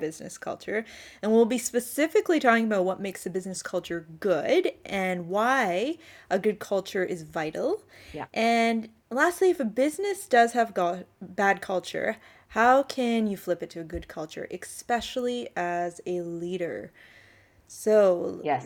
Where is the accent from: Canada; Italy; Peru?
Canada; now in Australia; I'm originally from Canada